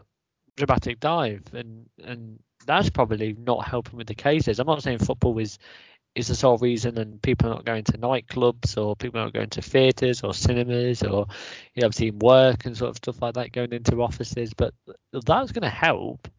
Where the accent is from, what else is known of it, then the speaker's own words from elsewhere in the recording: Leicester, East Midlands, United Kingdom; we are from Leicester